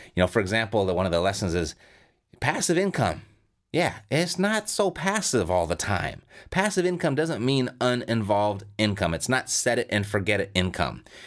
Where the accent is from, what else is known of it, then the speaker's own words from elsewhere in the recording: Southern California, United States; I'm born and raised in Southern California